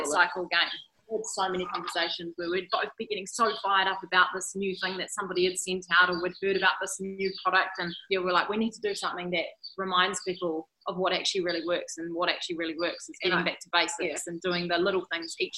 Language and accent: English; Rotorua, Bay of Plenty, New Zealand; moved away as an adult; also born or lived in Auckland / Hamilton; now in Morrinsville, New Zealand; So I was born in Auckland, but grew up in Rotorua. So Rotorua still very much feels like my hometown